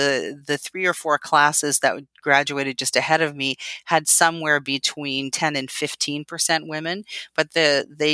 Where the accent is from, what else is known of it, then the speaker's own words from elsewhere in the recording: Tilbury, Ontario, Canada; I'm from Canada, so I grew up just outside of a little town called Tilbury, Ontario, right out on Lake St. Clair